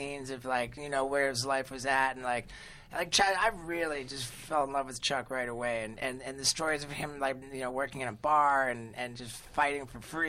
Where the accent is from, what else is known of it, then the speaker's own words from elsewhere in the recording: England, United Kingdom; I grew up mostly in England